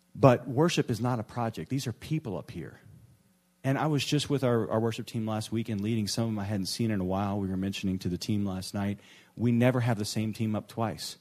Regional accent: New Orleans, Louisiana, United States; moved away; my hometown, New Orleans

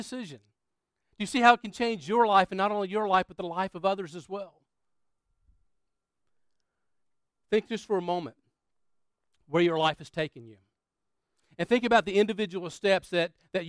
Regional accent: Florence, South Carolina, United States; moved away; Florence, South Carolina, where my hometown was

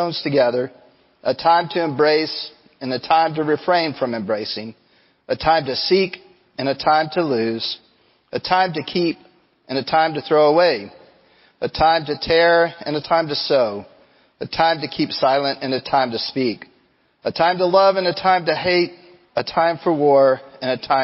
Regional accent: Angleton, Texas, United States; As a kid, I grew up on the Gulf Coast. I grew up down in Angleton, and it was only 15 minutes from the Gulf of Mexico

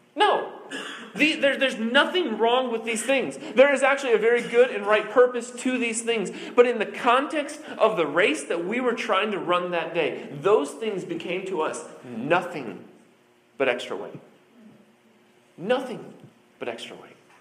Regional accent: Iowa, United States; I'm from Iowa, so it's cold in Iowa

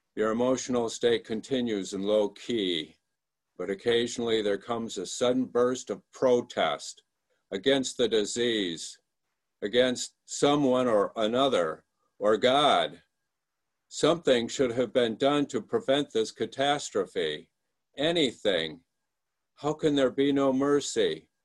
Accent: Michigan, United States; moved away; I'm from Michigan, and, and you're seeing me from Michigan today. I came back here about four years ago to uh, look after my mom

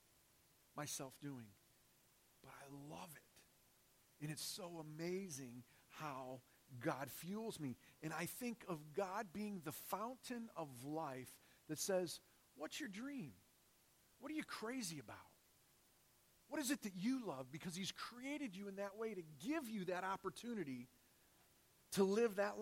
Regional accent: Detroit, Michigan, United States; moved away as an adult; I grew up in Detroit. Lived there for 32 years in my life.

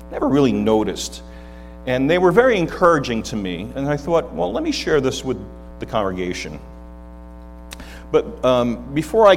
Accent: Hudson Valley, New York, United States; I grew up in the Hudson Valley area, so we don't have an accent up there

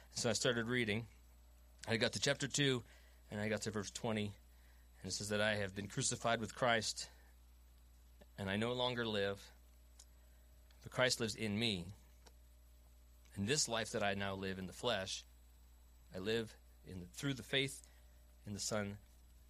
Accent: Long Island, New York, United States; moved away as an adult; I'm from Long Island, born and raised

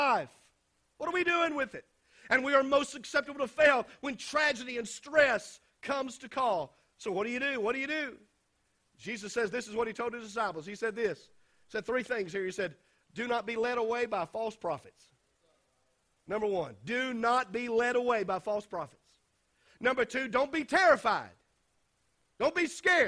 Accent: United States; those of us who were born and raised in the United States

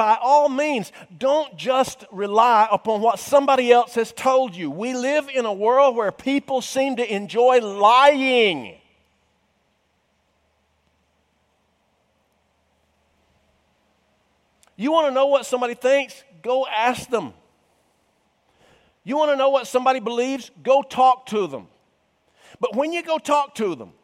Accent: Cumming, Georgia, United States; I was raised in the North Georgia mountains. He knew that I was a native of Cumming

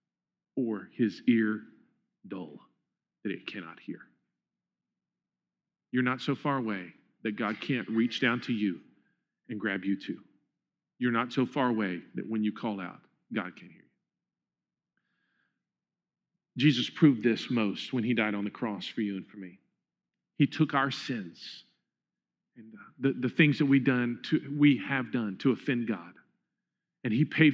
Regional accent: Huntsville, United States; The house that I grew up in Huntsville

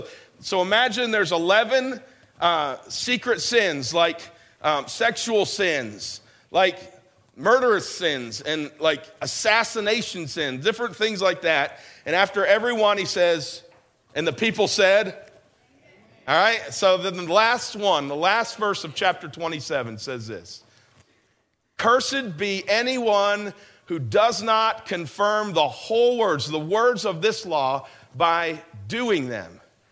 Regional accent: New York, United States; this is where I grew up in New York.

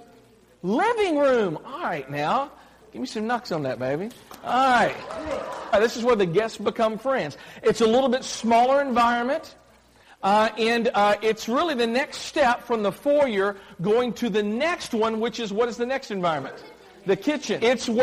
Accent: Clarksville, Tennessee, United States; moved away as an adult; also born or lived in Dallas; I'm from Clarksville, and I grew up in a church downtown, a church called First Baptist Church of Clarksville, Tennessee. I grew up there as a kid

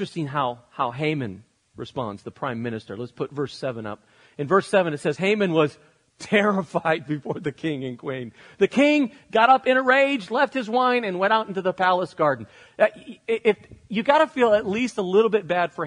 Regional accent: United States; I'm an American living in the 21st century

